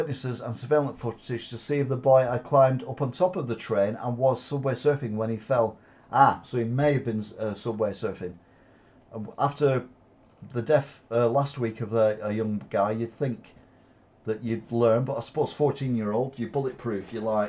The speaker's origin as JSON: {"language": "English", "town": "Wigan", "region": "North West England", "country": "United Kingdom", "tie": "born there", "said": "My dad was a Yorkshire man. That's why I was born in Wigan."}